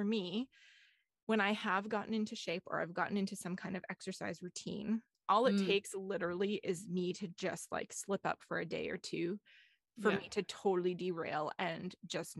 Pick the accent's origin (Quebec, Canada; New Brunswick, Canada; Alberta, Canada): Alberta, Canada; moved away; I grew up in Alberta